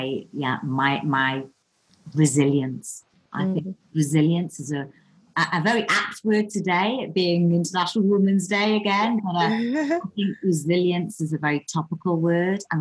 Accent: Newcastle upon Tyne, North East England, United Kingdom; I was brought up in Newcastle, which is an amazing town

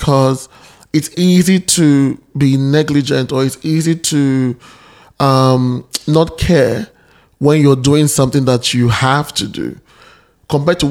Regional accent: Nigeria; moved away as an adult; now in Australia; I'm Nigerian by birth and now an Australian citizen

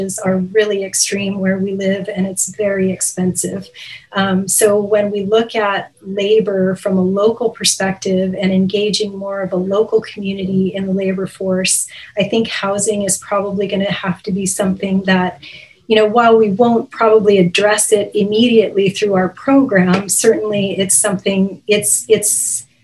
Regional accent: California, United States; moved away as an adult; now in British Columbia, Canada; I actually am a native Californian, and I moved to British Columbia just 4 years ago

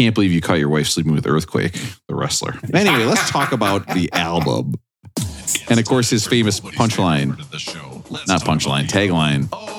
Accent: near Cannon Falls, Minnesota, United States; moved away; also born or lived in New York; this album is recorded close to my hometown in Cannon Falls at Pachyderm Studio.

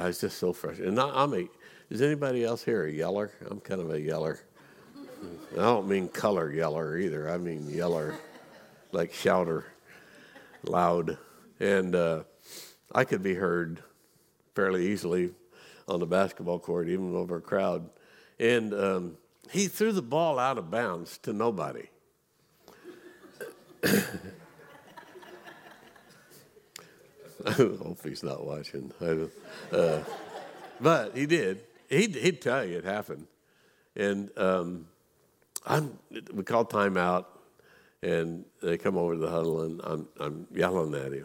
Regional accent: Missouri, United States; I grew up in Missouri.

